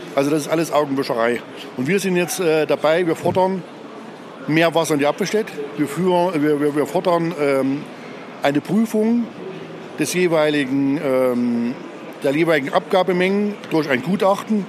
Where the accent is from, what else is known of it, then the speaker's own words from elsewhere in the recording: Apfelstedt, Thuringia, Germany; Ich komme aus Apfelstedt